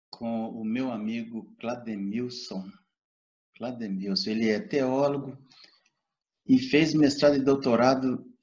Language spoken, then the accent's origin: Portuguese; gateway to Guimarães Rosa's sertão, Minas Gerais, Brazil; Eu nasci numa colônia de pescadores nas margens do Rio São Francisco, na porta de entrada dos grandes sertões do Guimarães Rosa.